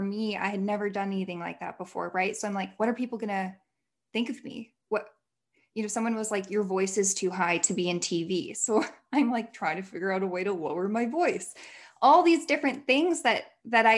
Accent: Illinois, United States; moved away as an adult; also born or lived in Indiana / Utah; I moved back home. I'm from Illinois. I moved back home for a whole year

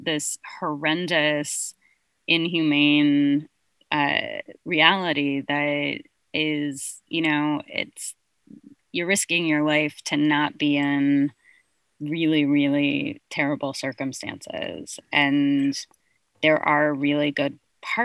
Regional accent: California, United States; I was born and raised in California

